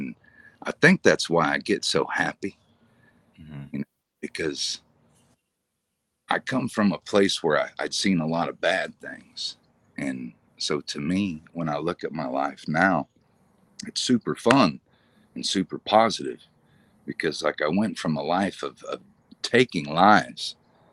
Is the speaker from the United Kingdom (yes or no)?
no; Kansas, United States; I'm from Kansas. I'm from the Wild West